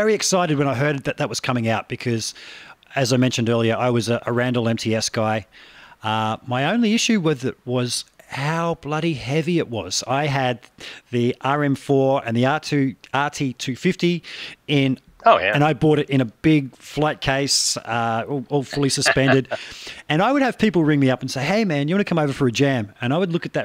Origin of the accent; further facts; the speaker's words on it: Australia; my accent